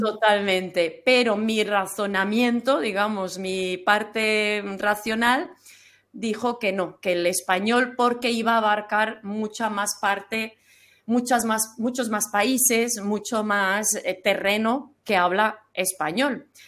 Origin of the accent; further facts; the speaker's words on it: Flanders, Belgium; first language German; Spanish is a second language; moved away as an adult; now in Valencia, Spain; cuando yo nací ellos ya vivían en Flandes, pero ellos seguían hablando entre sí el alemán